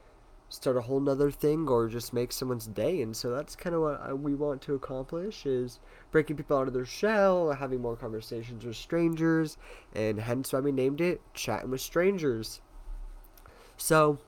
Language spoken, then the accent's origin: English; Tucson, Arizona, United States; born and raised in Tucson, Arizona